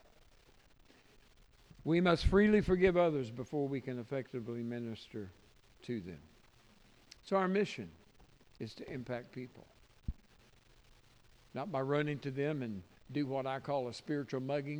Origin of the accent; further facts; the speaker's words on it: Tennessee, United States; I'm from Tennessee